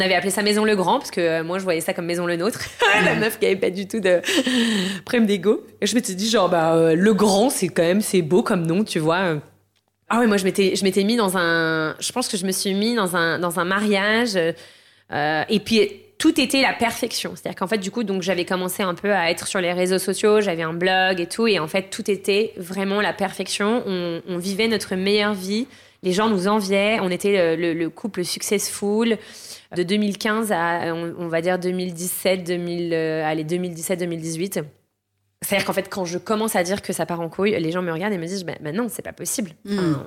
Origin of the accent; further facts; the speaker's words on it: Garches, Île-de-France, France; moved away as an adult; now in Lisbon, Portugal; j'ai grandi euh, en France, en région parisienne, euh, dans la banlieue bourgeoise du 92 à Garches